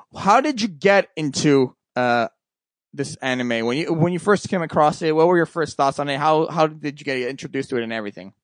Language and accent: English; Canada; I'm from Canada